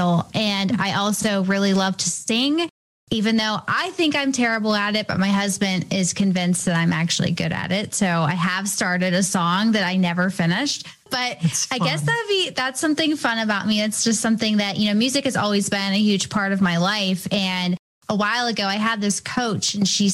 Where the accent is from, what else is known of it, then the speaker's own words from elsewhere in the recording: Canonsburg, Pennsylvania, United States; also born or lived in Bridgeville, Pennsylvania; I'm born and raised near Pittsburgh. I grew up in another smaller town, Canonsburg, Pennsylvania